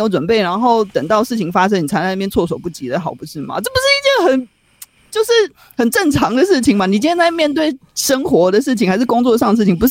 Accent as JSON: {"language": "Chinese", "country": "Taiwan", "said": "就是其实不要说我们台湾人啊，其实美国呵呵他们他们也在帮我们做一些预测嘛，对不对？"}